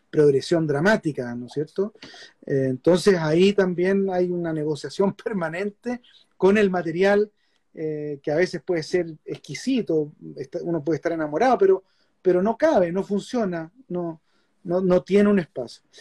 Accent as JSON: {"language": "Spanish", "country": "Chile", "said": "Y yo me meto con la cámara y le, digo, vengo de Chile, un país pequeño, estamos haciendo una película sobre Sergio Larraín."}